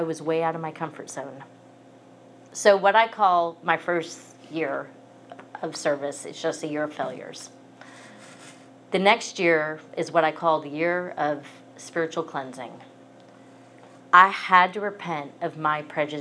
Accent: New Jersey, United States; moved away as an adult; also born or lived in Atlanta, Georgia; I am from New Jersey. I moved to Atlanta in 1999

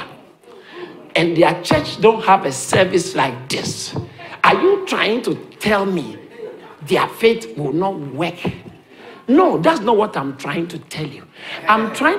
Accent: Ghana; now in United Kingdom; I grew up in Ghana

